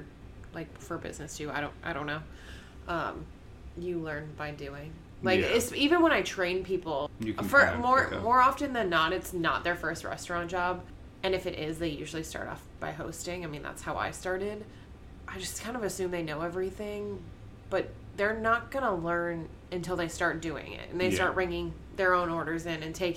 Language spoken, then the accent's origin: English; Massachusetts, United States; now in Florida, United States; I'm from Massachusetts.